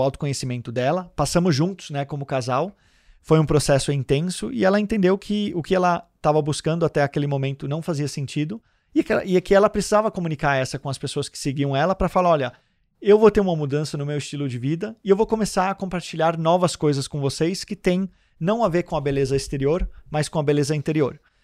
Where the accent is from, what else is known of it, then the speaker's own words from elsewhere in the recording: Denmark; moved away as an adult; now in Santos, Brazil; eu nasci em Santos e fui morar na Dinamarca com 4 anos, e estou de volta no Brasil há 12 anos é, que eu estou aqui e moro em Santos.